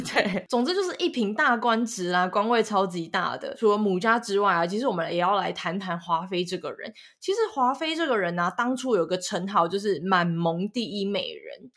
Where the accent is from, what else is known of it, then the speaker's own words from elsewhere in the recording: central and southern Taiwan, Taiwan; 我本身是中南部人